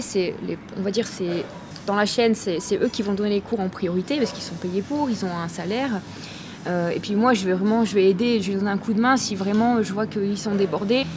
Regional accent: France; moved away as an adult; also born or lived in Lille, France; now in Chiang Mai, Thailand; je suis française, donc euh, j'habitais avant à Lille, dans le nord de la France.

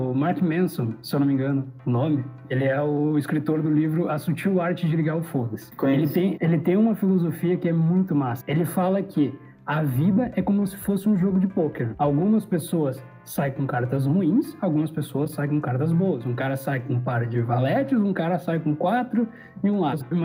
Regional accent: Rio Grande do Sul, Brazil; eu sou daqui do Rio Grande do Sul, né?

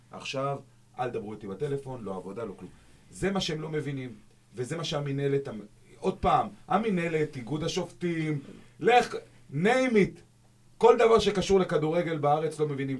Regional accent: Dimona, Southern District, Israel; אני דימונאי הרי, אני לא באר שבעי כמוכם

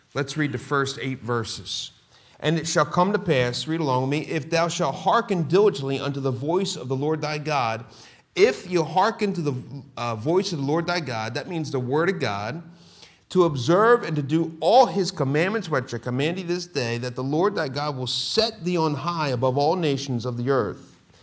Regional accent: Philadelphia, Pennsylvania, United States; moved away; I'm born and raised Philadelphia

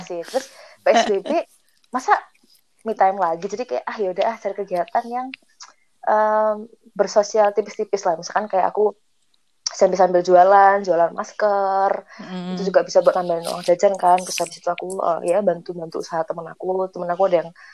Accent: Yogyakarta, Special Region of Yogyakarta, Indonesia; Kami berempat, ini nih orang Jogja semua

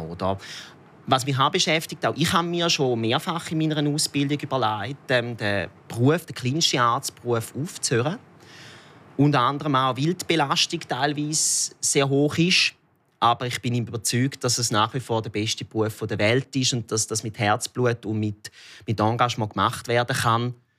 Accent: Thurgau, Switzerland; accent: Thurgau dialect; Ich bin im Kanton Thurgau aufgewachsen

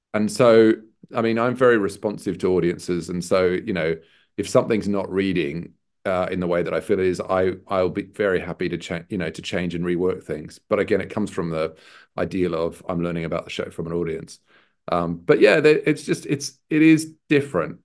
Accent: Sydney, New South Wales, Australia; moved away; also born or lived in Newcastle, New South Wales; I'm Australian. Um, I was born in a, a, a mining town north of Sydney, um, also called Newcastle. uh, and, um, brought up in Sydney.

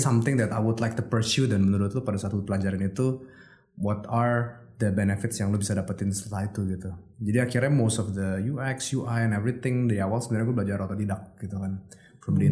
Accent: Jakarta, Indonesia; gue lahir di Jakarta

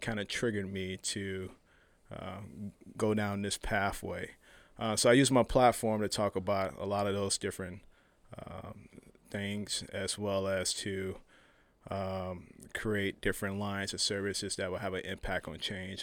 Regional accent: Chicago, Illinois, United States; moved away; I'm from Chicago originally.

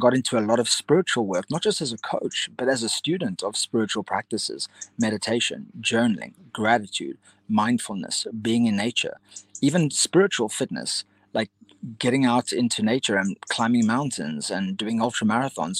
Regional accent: Cape Town, Western Cape, South Africa; I grew up in Cape Town, South Africa

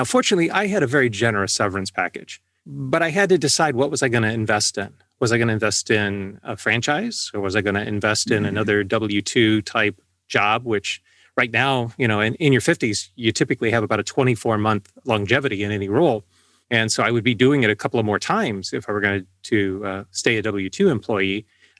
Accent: Valparaiso, Indiana, United States; And I grew up on the South Shore of Lake Michigan in Valparaiso, Indiana, listening to the enormous AM 89 WLS

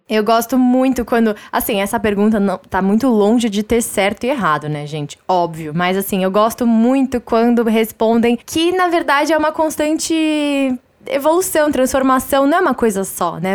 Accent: São Paulo, Brazil; eu já assentei aqui o meu lado paulistano, acelerado, insuportável

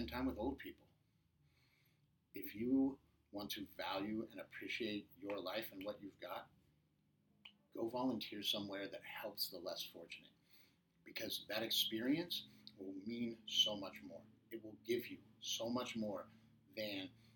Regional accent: Midwest, United States; now in Orange County, United States; I'm originally from the Midwest

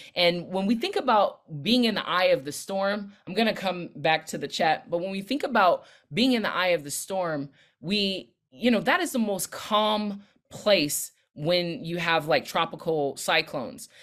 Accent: Los Angeles County, California, United States; also born or lived in Long Beach / Inglewood / Compton; now in Washington, D.C., United States; I'm based in the D C area now, but I'm originally from Southern California. I rep Long Beach Hard, where I was born, but I was raised in L A County with roots in Inglewood and Compton

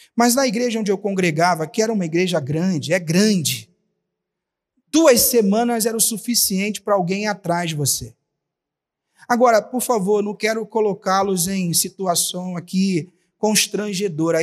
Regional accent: Rio de Janeiro, Brazil; moved away; lá na minha cidade, no Rio de Janeiro

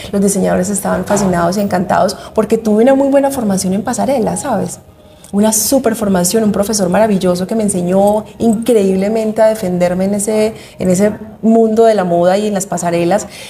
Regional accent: Medellín, Antioquia, Colombia; Yo soy paisa de Medellín

